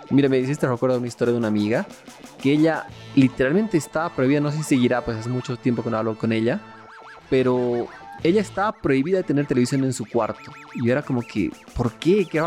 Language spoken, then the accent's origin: Spanish; Mexico; que hay un hito gigante en la historia de la humanidad que ha sido hecha por mexicanos. Muy, muy bueno como latinos. Como mexicanos, pues está mucho más cool que así sea.